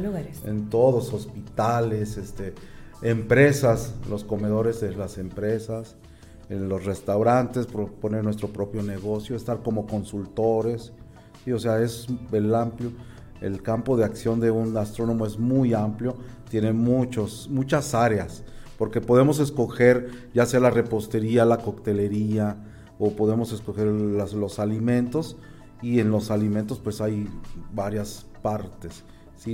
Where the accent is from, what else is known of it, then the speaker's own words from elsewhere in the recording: Mexico; nosotros como mexicanos